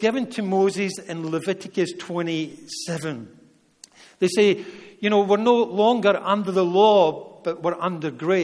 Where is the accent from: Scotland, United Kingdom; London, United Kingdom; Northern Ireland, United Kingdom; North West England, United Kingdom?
Scotland, United Kingdom; Being a Scotsman